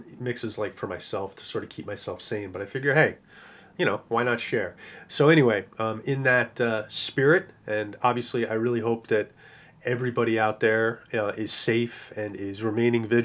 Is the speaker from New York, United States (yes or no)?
yes; New York City, New York, United States; I am a New Yorker